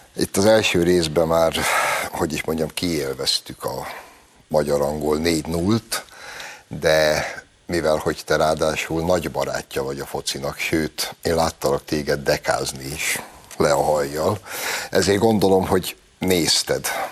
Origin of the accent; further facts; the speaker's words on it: Hungary; magunkba, magyarokba